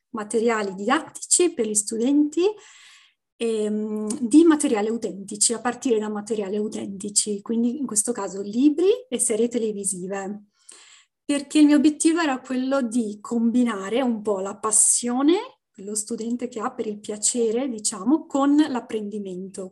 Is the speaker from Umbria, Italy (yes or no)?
no; Venice, Veneto, Italy; moved away as an adult; also born or lived in Brussels, Belgium / Canada; now in Ottawa area, Canada; sono originaria di Venezia, della città di Venezia